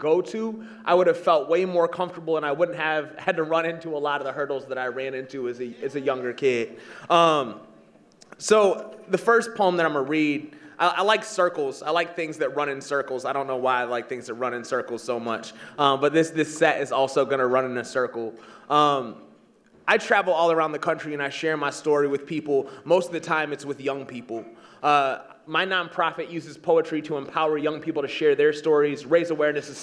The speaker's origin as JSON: {"language": "English", "region": "East Michigan", "country": "United States", "tie": "born or raised there", "said": "I'm from the state of Michigan, and I grew up in East Michigan, and I now live in West Michigan."}